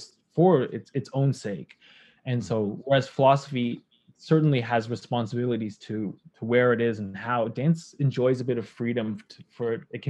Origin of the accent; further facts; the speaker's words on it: Toronto, Ontario, Canada; moved away as an adult; now in Montreal, Canada; I'm from Toronto. I grew up there, but now I live in Montreal